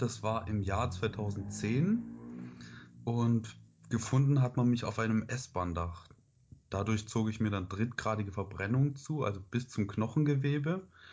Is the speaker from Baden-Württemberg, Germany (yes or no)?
yes; Stuttgart area, Baden-Württemberg, Germany; moved away as an adult; now in Heidelberg, Germany; Ich komme ursprünglich aus dem Raum Stuttgart